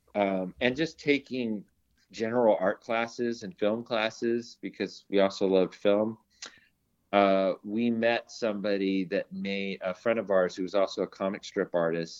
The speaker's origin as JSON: {"language": "English", "town": "Long Beach", "region": "California", "country": "United States", "tie": "born or raised there", "said": "I grew up in Long Beach, California"}